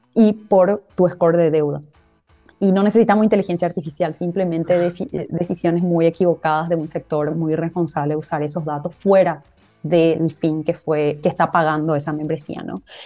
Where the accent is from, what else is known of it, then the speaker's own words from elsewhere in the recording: Paraguay; first language Guarani; en guaraní lo decíamos así, que, que, bueno, es nuestro idioma materno y es nuestro idioma principal en el país